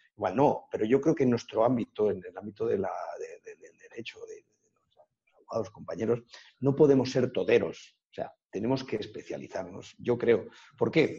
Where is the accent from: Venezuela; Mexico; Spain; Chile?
Spain; Sacedón, Castilla-La Mancha; yo abrí en mi pueblo, en Sacedón